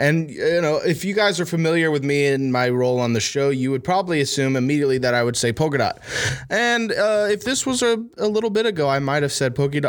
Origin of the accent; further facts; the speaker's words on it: Huntington, West Virginia, United States; Like, well, technically, I'm from Huntington, West Virginia, right?